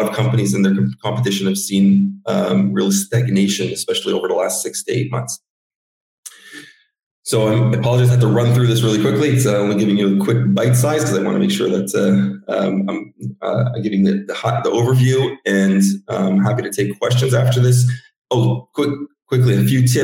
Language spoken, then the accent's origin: English; Canada; I grew up in Canada